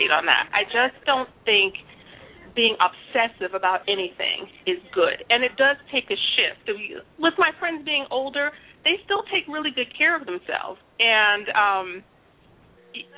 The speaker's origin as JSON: {"language": "English", "town": "New York City", "region": "New York", "country": "United States", "tie": "born or raised there", "said": "I was born and raised in the Bronx"}